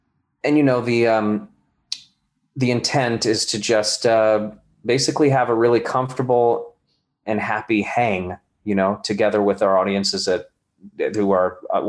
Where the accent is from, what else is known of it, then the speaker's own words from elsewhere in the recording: California, United States; born there; Well, I was born in California and then ended up back in California after my, you know, the beginning of my career in New York. But I was a military brat.